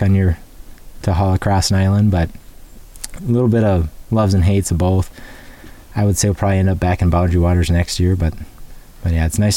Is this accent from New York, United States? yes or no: no; Sauk Rapids, Minnesota, United States; I'm from Sauk Rapids, Minnesota.